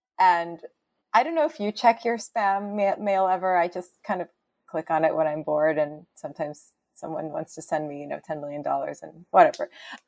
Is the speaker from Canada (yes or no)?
yes; Canada; I had always assumed, oh, I'm Canadian, like we're just like Americans, but a little further north.